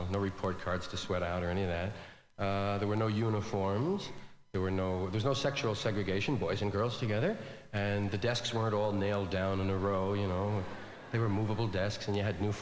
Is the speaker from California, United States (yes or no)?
no; New York City, New York, United States; I was from one of those Irish neighborhoods in New York, one of those kind of parish schools.